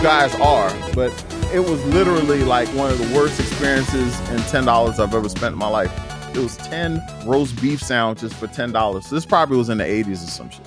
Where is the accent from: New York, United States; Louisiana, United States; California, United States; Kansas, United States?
Louisiana, United States; New Orleans; I grew up in New Orleans, Louisiana, very rough neighborhood.